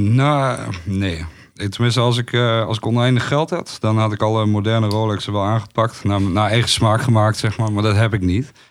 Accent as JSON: {"language": "Dutch", "area": "Twente", "region": "Overijssel", "country": "Netherlands", "said": "ik kom uit Twente. Niemand komt uit Twente. Ik kom uit Twente."}